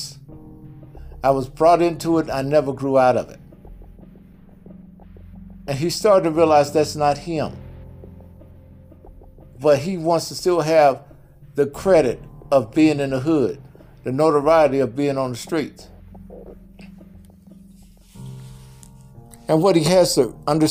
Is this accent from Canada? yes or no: no; Jackson, Mississippi, United States; moved away as an adult; also born or lived in Los Angeles, California; I grew up in Mississippi, Jackson, Mississippi